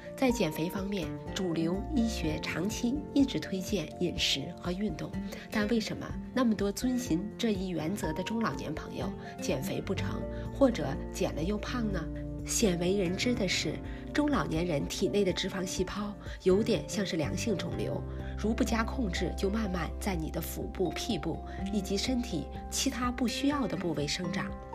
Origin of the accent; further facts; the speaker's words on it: China; 我们中国人喜欢喝茶